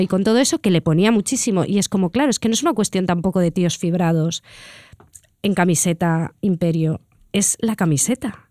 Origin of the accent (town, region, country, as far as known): Catalonia, Spain